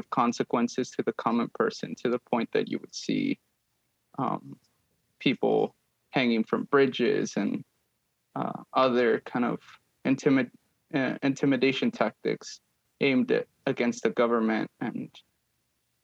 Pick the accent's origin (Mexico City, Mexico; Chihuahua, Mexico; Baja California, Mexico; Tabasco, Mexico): Chihuahua, Mexico; Ciudad Juarez; moved away; I grew up in Mexico. I grew up in Ciudad Juarez, which is in the border town opposite of El Paso, Texas.